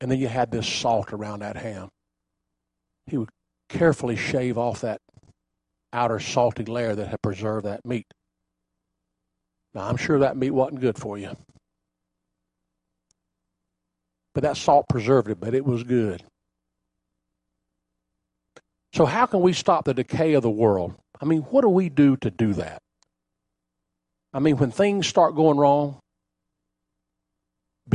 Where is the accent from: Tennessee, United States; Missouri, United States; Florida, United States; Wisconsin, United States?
Florida, United States; Bunnell; as a young boy growing up in Bunnell, they had an ice house